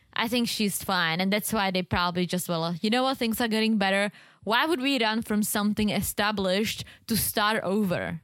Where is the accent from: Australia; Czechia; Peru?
Czechia; moved away; this one store in the Czech Republic in my hometown